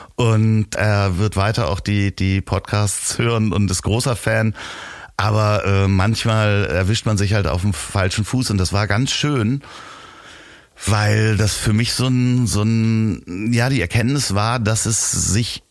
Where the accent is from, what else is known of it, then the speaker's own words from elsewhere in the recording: Germany; man wird mich in England nicht als Deutschen heraushören